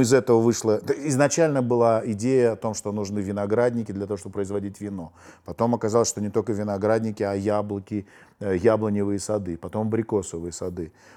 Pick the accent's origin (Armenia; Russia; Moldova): Armenia; мы диаспора, мы армяне